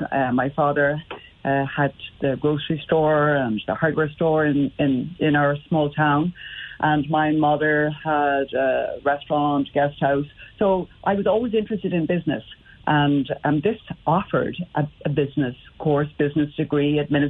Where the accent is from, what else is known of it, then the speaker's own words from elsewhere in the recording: County Cork, Ireland; I'd been at school in Limerick anyway, and even though I was from North Cork, it just took my fancy.